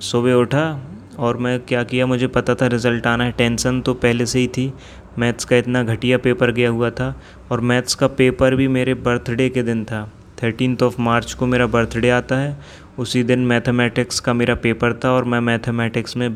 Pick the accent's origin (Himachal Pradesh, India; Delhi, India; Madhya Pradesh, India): Madhya Pradesh, India; Jabalpur; मैं जबलपुर मध्य प्रदेश से बिलोंग करता हूँ मैं 21 साल का अभी हो गया हूँ